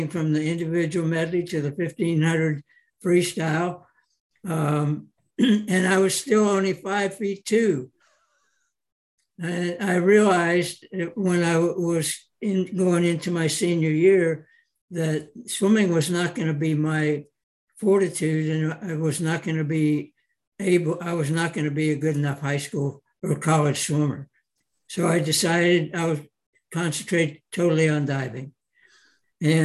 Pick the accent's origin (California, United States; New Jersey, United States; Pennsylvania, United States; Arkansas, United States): Pennsylvania, United States; Pittsburgh; I grew up in Pittsburgh, Pennsylvania